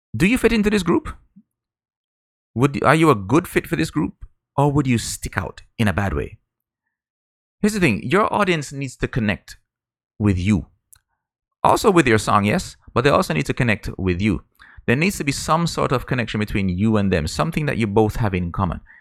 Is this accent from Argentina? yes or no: no; Jamaica; I grew up in Jamaica